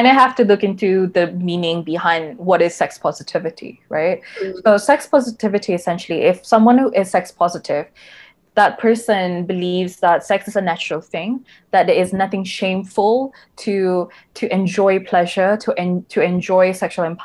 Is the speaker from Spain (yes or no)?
no; Sabah, Malaysia; growing up in Sabah, a lot of my schoolmates